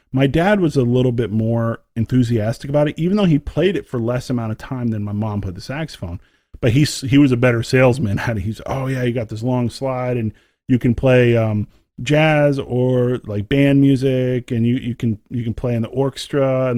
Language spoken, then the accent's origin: English; Texas, United States; you know, as you know, growing up in Texas, you have to join the band. You have to do it.